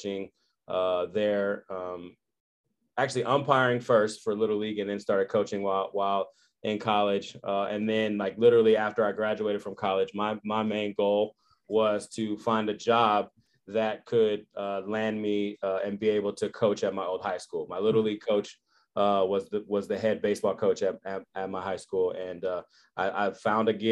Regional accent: Berkeley, California, United States; born and raised in Berkeley, California

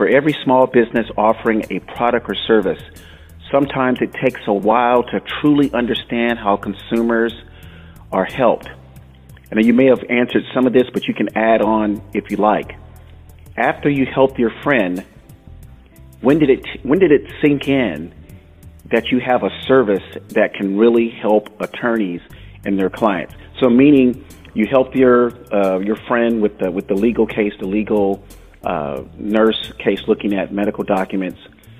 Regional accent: Florida, United States; also born or lived in New England; growing up in Florida for me.

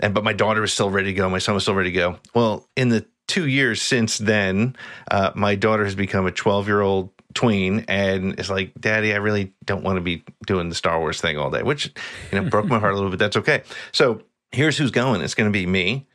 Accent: New Jersey, United States; also born or lived in Long Island, New York; I've lived in New Jersey since I was five years old.

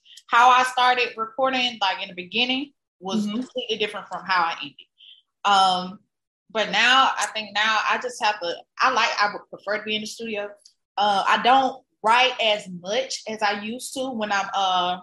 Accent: the South, United States; I grew up in the South with a bunch of older cousins in the hood

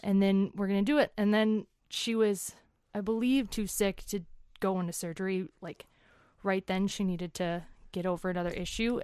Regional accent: Woodbury, Minnesota, United States; moved away as an adult; also born or lived in Denver, Colorado / Englewood, Colorado; I grew up in Woodbury, Minnesota

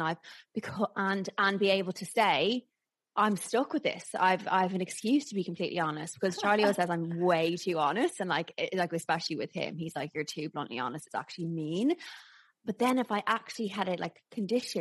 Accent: Ireland; accent: Irish

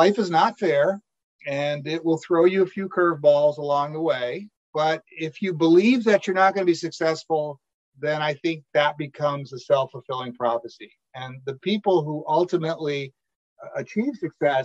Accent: Saratoga Springs, New York, United States; I grew up in the Saratoga, New York area

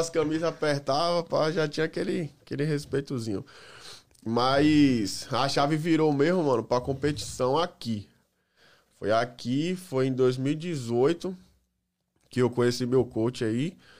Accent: Salvador, Bahia, Brazil; moved away as an adult; now in United States; Salvador, Bahia

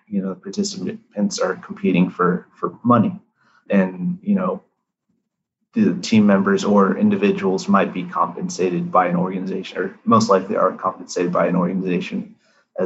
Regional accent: United States; My parents grew up, born and raised in India, and then, you know, came here. I was born in the US

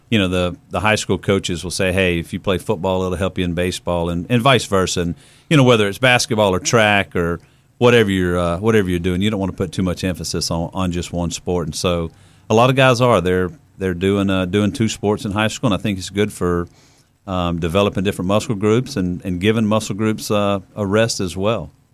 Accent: Pace, Florida, United States; my hometown of Pace, Florida

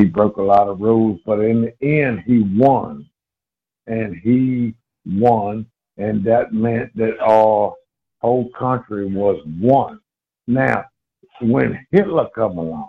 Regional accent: Richmond, Virginia, United States; I'm from Richmond, Virginia, capital of the Confederacy

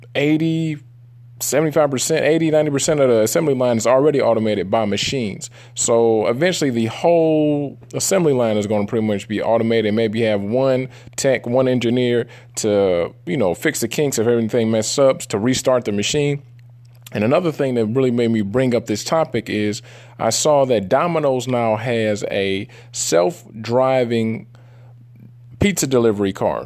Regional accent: Detroit, Michigan, United States; I'm from Detroit, the Motor City.

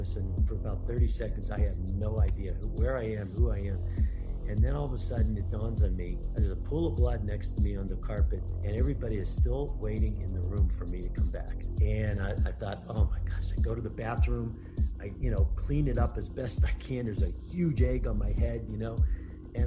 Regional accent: Pittsburgh, Pennsylvania, United States; now in Denver, United States; I'm from Pittsburgh, Pennsylvania.

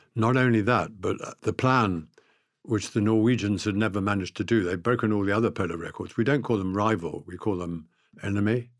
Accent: South Africa; I was brought up in South Africa with a faith

